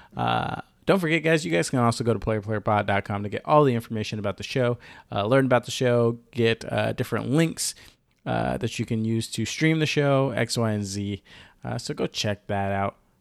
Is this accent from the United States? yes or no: yes; the South, United States; now in Seattle, United States; I'm from the South